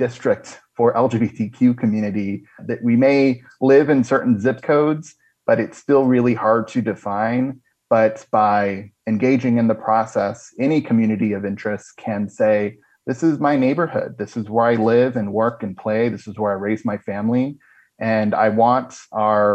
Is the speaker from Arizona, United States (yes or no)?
yes; Marana, Arizona, United States; now in Phoenix, United States; my hometown of Marana in southern Arizona while I live in central Phoenix